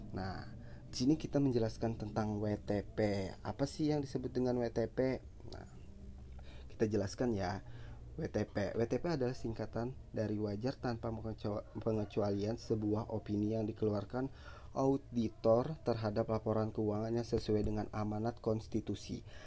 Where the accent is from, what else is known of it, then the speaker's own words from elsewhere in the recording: Banjarmasin, South Kalimantan, Indonesia; saya ini berasal dari kota Banjarmasin